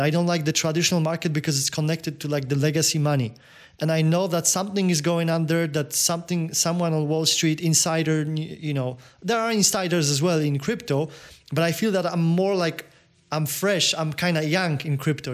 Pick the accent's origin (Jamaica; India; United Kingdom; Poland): Poland; accent: Polish; English is a second language; my accent, you know the Pol- Polak crazy Polak accent